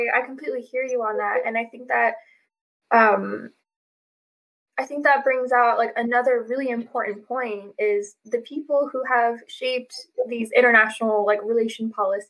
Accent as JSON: {"language": "English", "country": "Afghanistan", "moved": "yes", "lives_now": "United States", "said": "I'm Afghan."}